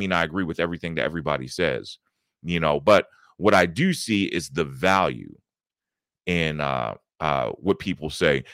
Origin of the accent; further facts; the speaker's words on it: Baltimore, Maryland, United States; moved away as an adult; now in Atlanta, United States; I'm originally from Baltimore, Maryland. Uh, I grew up in Baltimore County, uh, just outside of the city of Baltimore